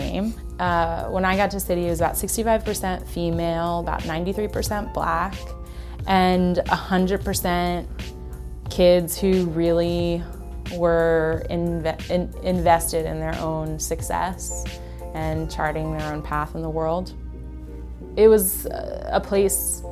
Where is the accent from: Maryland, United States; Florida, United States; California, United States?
Maryland, United States; Baltimore; I grew up in Charles Village on the 2700 block of St. Paul Street in a big row house